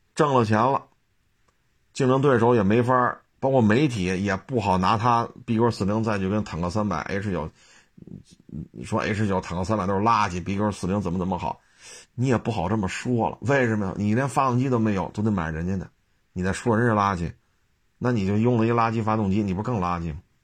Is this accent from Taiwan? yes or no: no; China; 咱们都是中国人